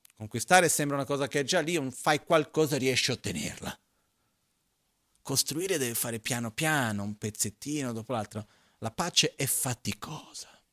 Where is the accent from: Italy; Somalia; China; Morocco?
China; Tibet; sono cresciuto in monastero in Tibet, nella eh, cultura tibetana